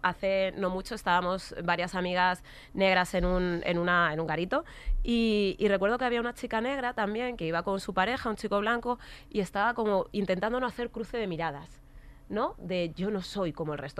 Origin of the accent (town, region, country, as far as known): Alcorcón, Community of Madrid, Spain; born or raised there